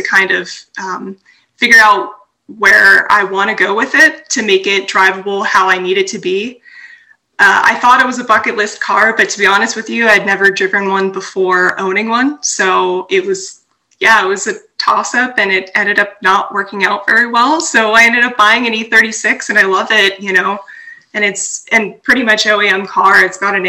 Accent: Southern California, United States; moved away as an adult; also born or lived in New Jersey; now in Texas, United States; I'm from Southern California

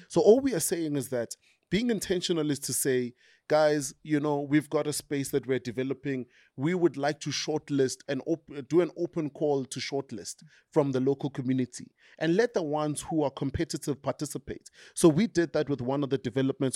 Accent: Tembisa, Gauteng, South Africa; I grew up in Tembisa

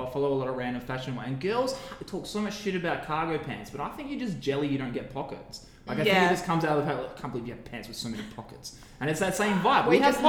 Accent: Perth, Western Australia, Australia; I have my own local businesses.

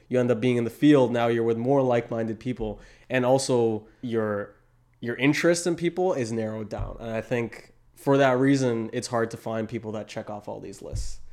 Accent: Toronto, Ontario, Canada; I come from Toronto

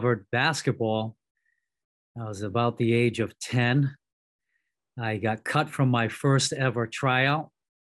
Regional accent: Cranston, Rhode Island, United States; grew up in Cranston, Rhode Island, which is actually the Edgewood side of Cranston

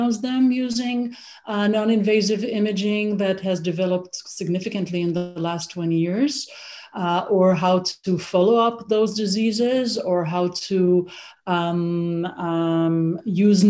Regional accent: Israel; moved away as an adult; also born or lived in Toronto, Canada; now in Canada; I grew up in Israel. I studied medicine in Israel, and I did my residency over there

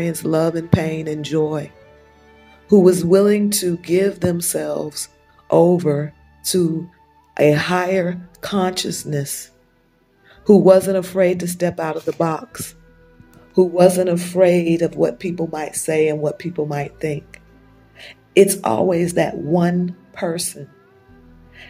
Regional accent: United States; moved away as an adult; also born or lived in Europe; now in Nigeria; I come from America. I've lived in America for the last 40-something years. My parents were in the military. I was born in America, but I spent the first 5 years of my life in Europe before we returned to America.

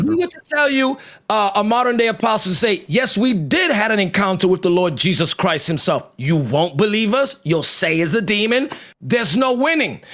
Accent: New York City, New York, United States; I'm from the Bronx

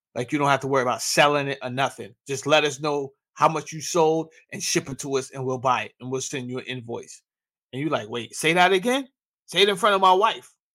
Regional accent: New York, United States; I grew up in New York

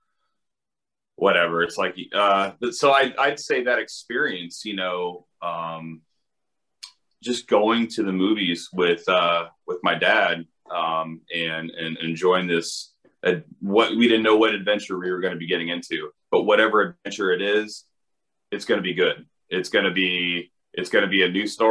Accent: Indiana, United States; moved away as an adult; now in Los Angeles, United States; I'm from Indiana, and I was living in Indiana at the time I had the idea

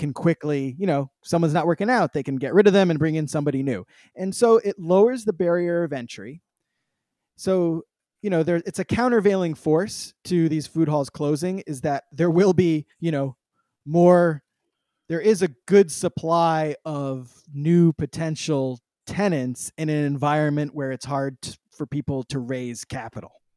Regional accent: San Francisco, California, United States; I grew up in San Francisco during the very first dot

